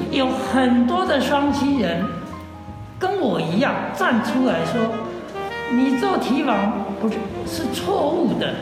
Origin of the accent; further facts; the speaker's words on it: Shuangxi, New Taipei, Taiwan; moved away as an adult; also born or lived in Hsinchu; 我是双溪主持人组长啊，啊，后来去新竹工作，啊，这几年退休回来了